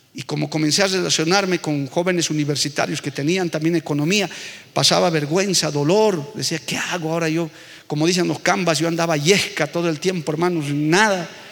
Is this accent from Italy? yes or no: no; Bolivia; yo como muchos bolivianos vengo de una familia muy necesitada también